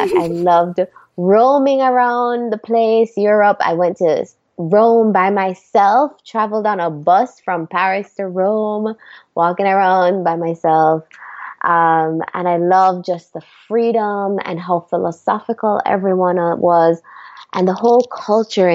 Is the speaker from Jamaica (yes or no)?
yes; Jamaica; moved away as an adult; also born or lived in Chicago; growing up in Jamaica